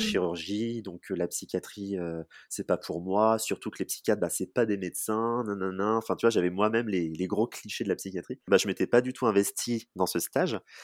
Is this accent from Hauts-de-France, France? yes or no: no; Charente-Maritime, Nouvelle-Aquitaine, France; moved away as an adult; also born or lived in Bordeaux; now in Poitiers, France; Moi, je suis originaire de Charente-Maritime